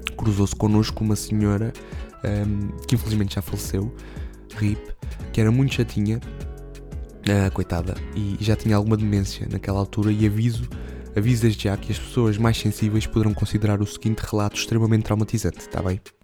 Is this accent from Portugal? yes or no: yes; Alentejo, Portugal; aqui na minha terra